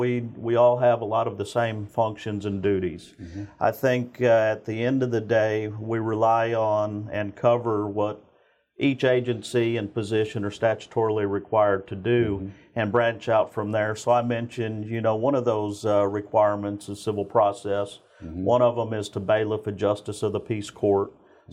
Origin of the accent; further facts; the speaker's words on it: Spring, Texas, United States; So, ultimately, I grew up in Spring, Texas my entire life, and kind of followed in my father's footsteps.